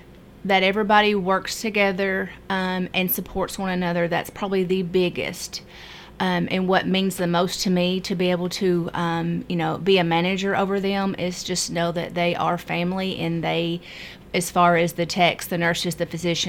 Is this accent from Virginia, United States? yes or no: no; Kentucky, United States; moved away as an adult; now in Murfreesboro, Tennessee, United States; I'm from Kentucky.